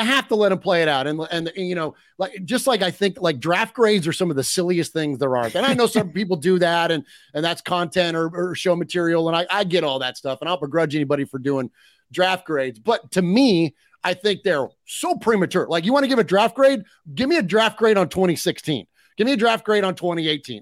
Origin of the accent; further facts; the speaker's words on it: United States; I'm an American